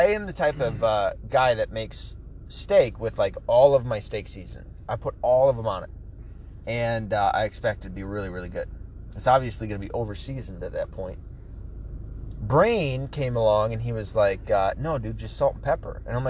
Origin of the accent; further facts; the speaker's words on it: Tennessee, United States; also born or lived in New York; Well, I wasn't raised 100% Michigan. I was raised in Tennessee, right? So, and in part, New York. So, I'm not going to know everywhere in Michigan like most other Michiganders would.